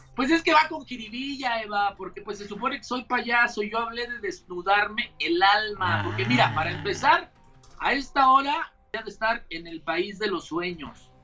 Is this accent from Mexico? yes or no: yes; Querétaro, Mexico; yo soy el queretano 100%.